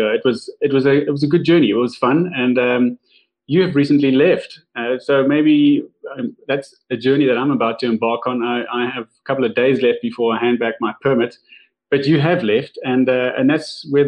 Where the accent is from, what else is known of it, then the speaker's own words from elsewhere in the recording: Cape Town, Western Cape, South Africa; growing up in Cape Town um, my father lived overseas and we traveled quite a bit as my sister and I visiting.